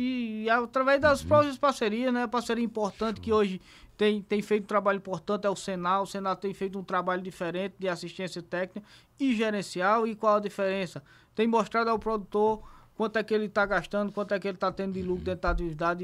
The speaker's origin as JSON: {"language": "Portuguese", "town": "Zabelê", "region": "Paraíba", "country": "Brazil", "said": "Eu sou de Zabelê, sou filho de Zabelê"}